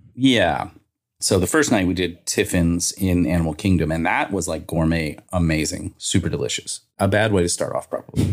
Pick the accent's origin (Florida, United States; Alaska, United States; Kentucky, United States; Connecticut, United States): Kentucky, United States; Northern; I grew up in Northern Kentucky, right across from Cincinnati